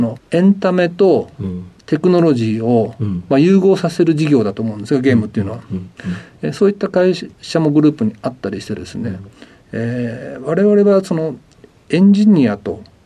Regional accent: Nagoya, Aichi, Japan; also born or lived in Kasugai, Aichi; 生まれたのは愛知県名古屋市でして、はい、実家の隣の春日井市の方にございます。

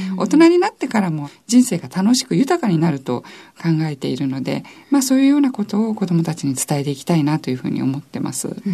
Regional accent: Tokyo, Japan; also born or lived in Nagoya, Aichi; その後父の転勤でもう東京に来てしまっていてであとずっと東京でまあ美大に行ったという感じなんですね。

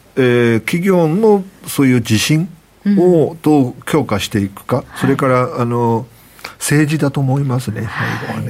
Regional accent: Nanjing, Jiangsu, China; now in Tokyo, Japan; 私はね生まれ育ったのが南京なんですけれども

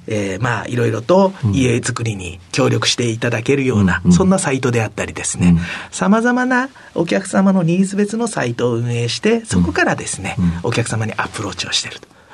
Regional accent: Yamaga, Kumamoto, Japan; 熊本県の山鹿市ですね。

